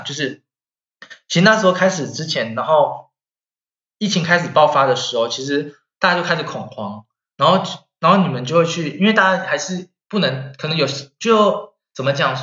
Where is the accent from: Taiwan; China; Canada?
Taiwan; now in Germany; 我们台湾人，我们历经过 SARS